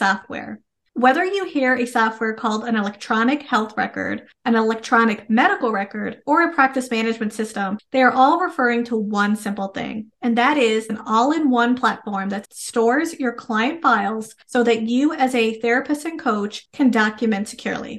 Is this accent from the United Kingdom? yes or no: no; Canada; I am a Canadian social worker